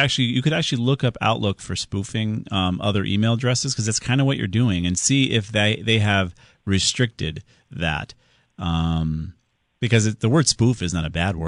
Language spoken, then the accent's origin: English; Connecticut, United States; We're from Connecticut.